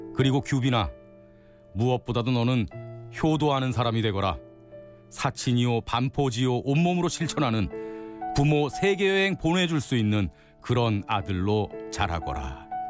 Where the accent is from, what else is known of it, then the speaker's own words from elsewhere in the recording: Gangneung, Gangwon, South Korea; 강원도 강릉에서 왔습니다. 네, 강원도 강릉에 살고 있는 43살 아저씨고요.